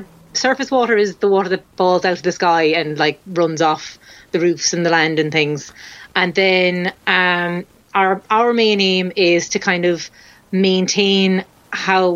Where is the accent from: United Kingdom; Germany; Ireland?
Ireland; Cork, Munster; now in Dublin, Ireland; I'm from Cork, which is the very south of Ireland.